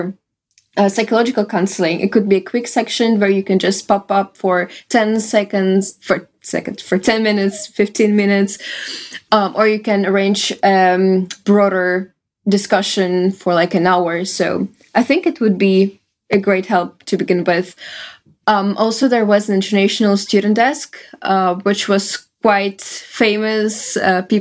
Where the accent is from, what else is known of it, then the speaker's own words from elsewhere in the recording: Russia; English is a second language; moved away as an adult; now in Netherlands; I came from Russia and my bachelor was in Russian